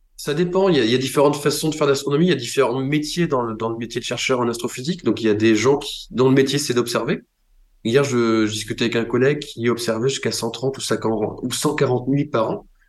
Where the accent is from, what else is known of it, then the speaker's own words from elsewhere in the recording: Brittany, France; quand j'ai grandi en Bretagne